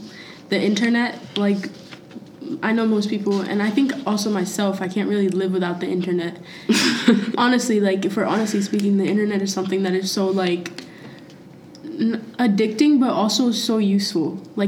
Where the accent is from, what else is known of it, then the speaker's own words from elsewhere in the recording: United States; I grew up here, okay. But I wasn't born here.